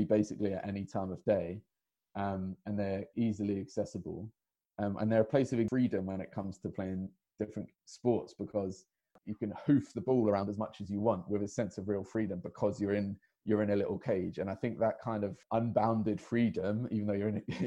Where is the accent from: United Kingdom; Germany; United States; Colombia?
United Kingdom; London; So I grew up in Hackney myself